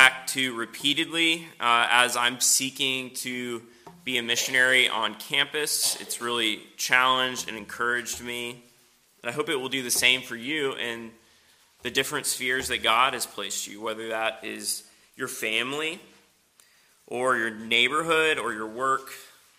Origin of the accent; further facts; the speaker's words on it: Knoxville, Tennessee, United States; moved away as an adult; also born or lived in Western Pennsylvania / Philadelphia; now in Spartanburg, United States; originally, I'm from Knoxville.